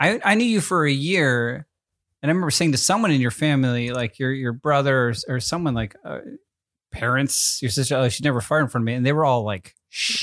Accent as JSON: {"language": "English", "region": "New England", "country": "United States", "said": "I'm from New England"}